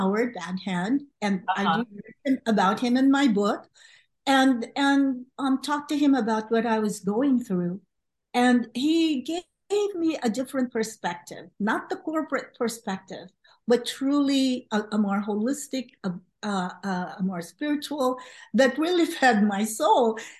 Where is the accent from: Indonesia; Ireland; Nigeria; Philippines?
Philippines; moved away as an adult; also born or lived in Los Angeles, United States; now in United States; I came to the U.S. from the Philippines right after college